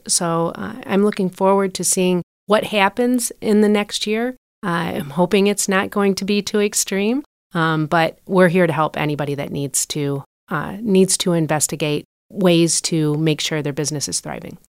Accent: Port Huron, Michigan, United States; also born or lived in Troy, Michigan; born and raised in Port Huron, so it was nice to come back home

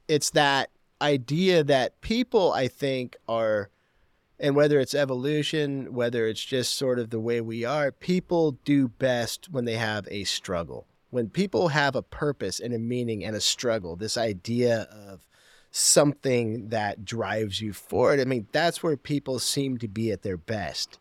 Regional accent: Portland, Oregon, United States; moved away as an adult; also born or lived in Vancouver, Washington; I grew up in Portland and I lived in Vancouver

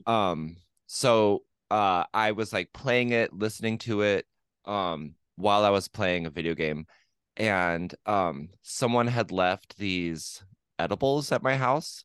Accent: La Grande, Oregon, United States; Le Grand, my hometown where I was born and raised

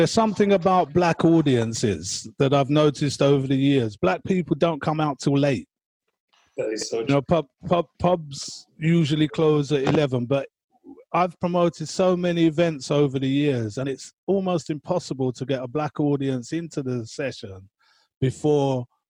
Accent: London, United Kingdom; I'm being a Londoner.

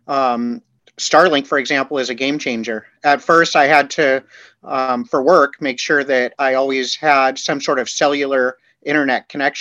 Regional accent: California, United States; moved away; I am from California

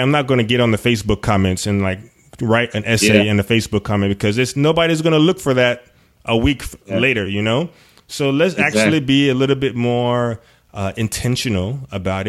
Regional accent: United States; especially being an African American and growing up in the U.S.

